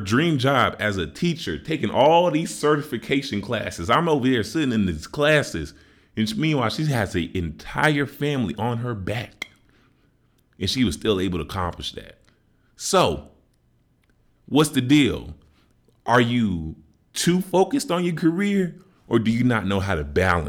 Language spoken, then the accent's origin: English; Chicago, Illinois, United States; I'm from Chicago